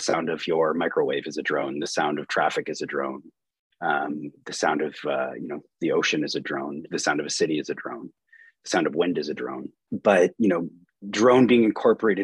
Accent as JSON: {"language": "English", "town": "Peterborough", "region": "Ontario", "country": "Canada", "also_born_or_lived": "Wolfe Island, Canada", "moved": "yes", "lives_now": "Kingston, Canada", "said": "I'm from Peterborough originally"}